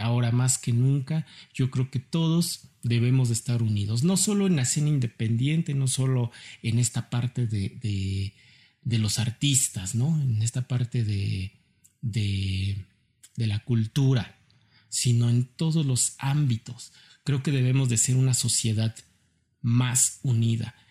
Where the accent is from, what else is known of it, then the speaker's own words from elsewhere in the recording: Mexico; como mexicanos